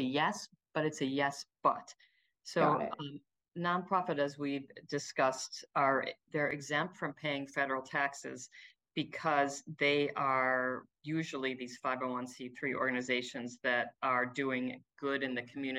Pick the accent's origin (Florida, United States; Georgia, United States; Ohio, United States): Ohio, United States; Cleveland; I'm from Cleveland.